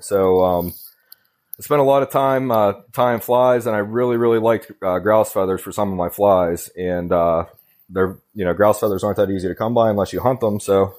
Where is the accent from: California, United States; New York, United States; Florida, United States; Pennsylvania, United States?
Pennsylvania, United States; Butler; I'm from Butler, Pennsylvania, which is about an hour north of Pittsburgh.